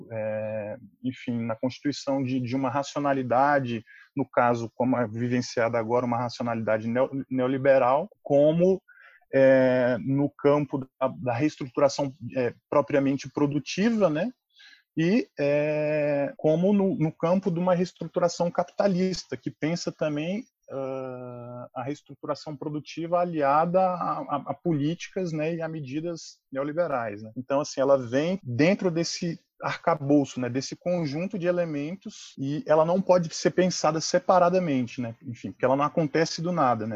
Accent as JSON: {"language": "Portuguese", "town": "Brasília", "region": "Federal District", "country": "Brazil", "said": "eu sou um cidadão aí brasiliense"}